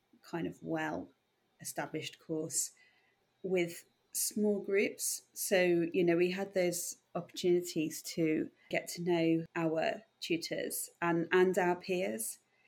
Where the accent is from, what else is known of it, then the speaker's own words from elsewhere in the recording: North Dorset, South West England, United Kingdom; moved away as an adult; also born or lived in Edinburgh / Plymouth / Bath; I came from North Dorset, and I guess actually a very sheltered life in North Dorset, rural North Dorset